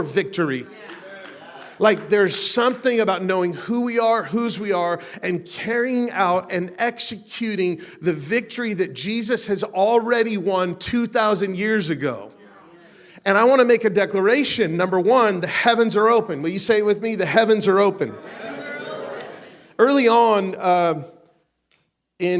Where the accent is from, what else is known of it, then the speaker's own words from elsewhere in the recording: Las Vegas, Nevada, United States; I'm from Las Vegas, man. We get lots of sun there